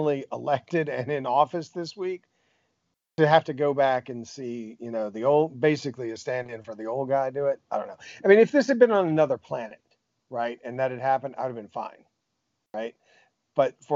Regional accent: United States; as American

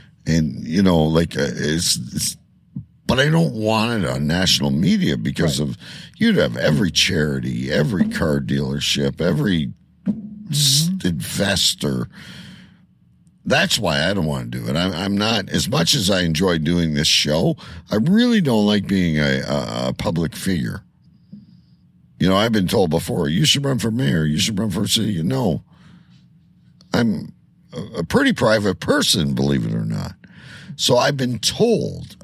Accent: Windsor, Ontario, Canada; my hometown of Windsor

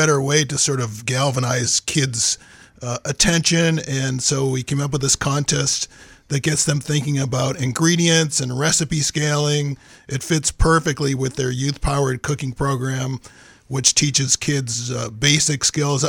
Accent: Massachusetts, United States; also born or lived in Lewiston, Maine; now in Maine, United States; I'm originally from Massachusetts, although I did spend some childhood years in Lewiston, and I graduated from Bowdoin, so Maine's near and dear to our hearts

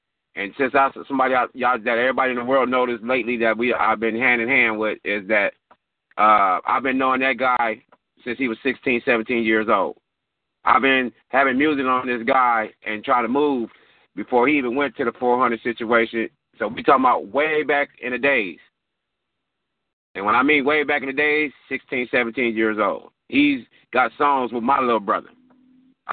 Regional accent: Compton, California, United States; also born or lived in Victorville, California; I've been in Compton, California. Let me say this again. Compton, California. Ever since 1974

